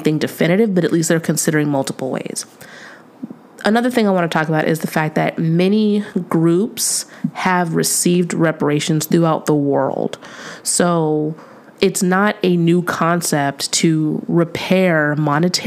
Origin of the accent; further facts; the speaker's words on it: California, United States; as a Californian